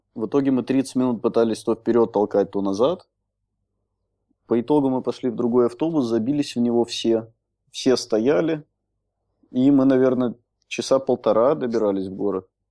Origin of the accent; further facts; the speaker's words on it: Minsk, Belarus; also born or lived in Soligorsk; now in Prague, Czech Republic; я родился в Солигорске, но угу. все детство провел в Минске